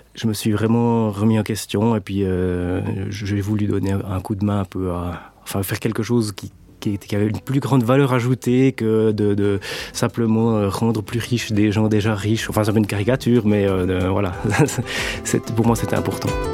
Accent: Switzerland; bon Suisse bien formaté

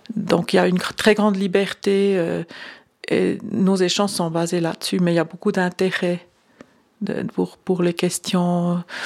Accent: Lucerne, Switzerland; j'ai grandi à Lucerne, c'était donc catholique romain

